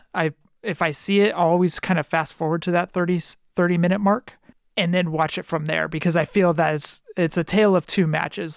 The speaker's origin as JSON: {"language": "English", "region": "California", "country": "United States", "said": "I'm from California"}